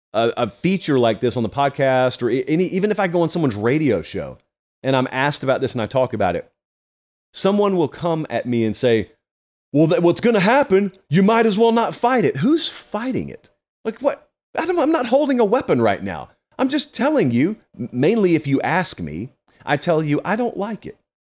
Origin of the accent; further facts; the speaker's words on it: Georgia, United States; I'm from Georgia